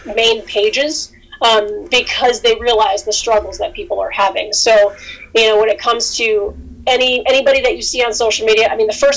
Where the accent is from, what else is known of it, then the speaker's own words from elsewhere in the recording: Albany, New York, United States; moved away as an adult; also born or lived in Boston, Massachusetts; I started in my hometown, Albany, New York